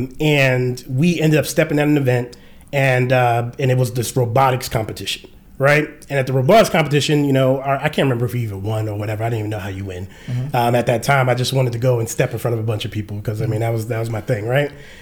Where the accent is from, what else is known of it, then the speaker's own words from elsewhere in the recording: New York City, New York, United States; now in Atlanta, United States; we from Jamaica Queens.